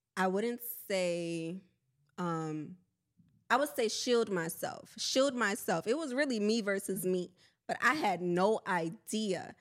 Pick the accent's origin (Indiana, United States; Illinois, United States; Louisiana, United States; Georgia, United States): Louisiana, United States; New Orleans; also born or lived in Honduras; now in Houston, United States; I'm from New Orleans, Louisiana